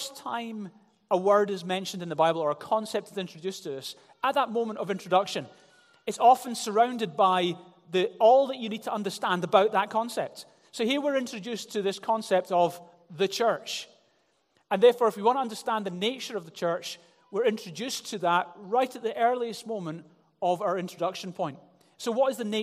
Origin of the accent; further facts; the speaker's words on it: Glasgow, Scotland, United Kingdom; I grew up in Glasgow